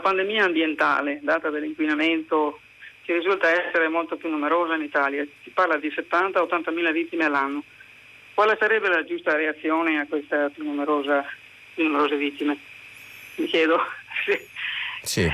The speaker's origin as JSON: {"language": "Italian", "country": "Canada", "second_language": "Italian", "moved": "yes", "lives_now": "Province of Padua, Italy", "said": "quando sono emozionata il mio accento, perché sono anche canadese, viene fuori."}